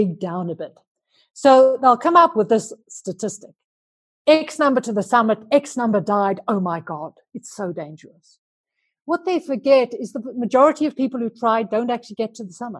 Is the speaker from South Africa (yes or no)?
yes; Johannesburg, Gauteng, South Africa; moved away as an adult; now in Andorra; I'm a South African. I grew up in Johannesburg, but I left South Africa nearly 20 years ago now. And I live in a funny little place called Andorra in the Pyrenees Mountains